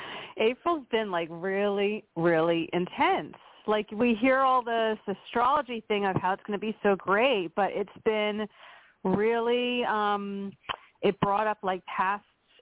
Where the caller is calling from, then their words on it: Pennsylvania, United States; from Pennsylvania.